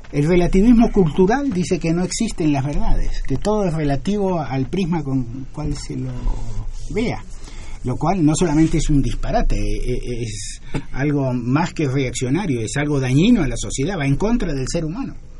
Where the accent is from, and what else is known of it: Argentina